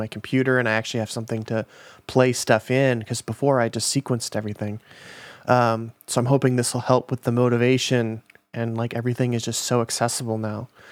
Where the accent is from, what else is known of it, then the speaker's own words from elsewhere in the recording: Minnesota, United States; now in Los Angeles, United States; I'm from Minnesota